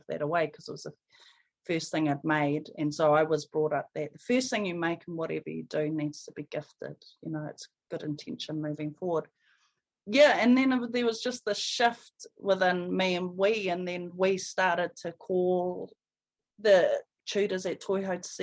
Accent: Porirua, Wellington, New Zealand; I was born and raised in Porirua in Cannons Creek

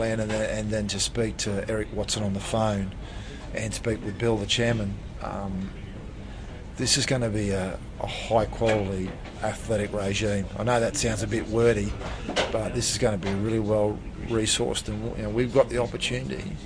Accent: Thursday Island, Queensland, Australia; I was born on Thursday Island, which is a Torres Strait Island.

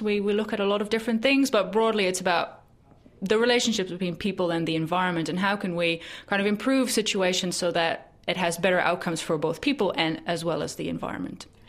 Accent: Netherlands; now in New Zealand; my home country in the Netherlands

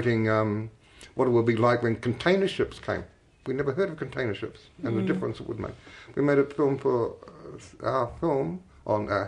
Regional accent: Martinborough, Wellington, New Zealand; I grew up in Martinborough, which is now a sort of famous wine town in the southern Wairarapa

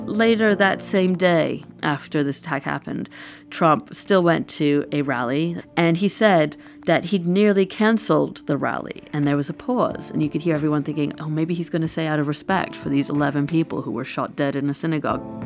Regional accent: New York City, New York, United States; moved away; I grew up in New York City

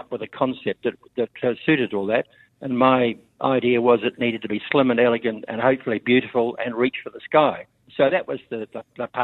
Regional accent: Lower Hutt, Wellington, New Zealand; also born or lived in Kapiti Coast / Auckland; I grew up in Lower Hutt. I grew up in Wellington.

